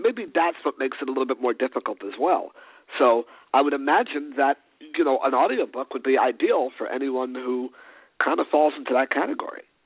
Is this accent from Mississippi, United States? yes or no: no; New York City, New York, United States; also born or lived in Los Angeles; growing up in New York City in the early 80s